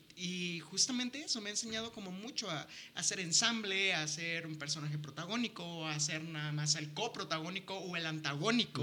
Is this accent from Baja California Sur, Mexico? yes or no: yes; La Paz, Baja California Sur, Mexico; moved away; en La Paz, que es de donde soy